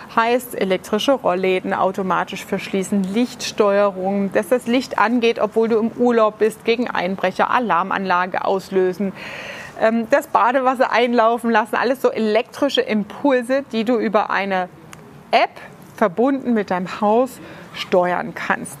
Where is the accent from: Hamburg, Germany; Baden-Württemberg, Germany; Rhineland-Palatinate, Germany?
Rhineland-Palatinate, Germany; Ludwigshafen; in der Rheingalerie bei uns in Ludwigshafen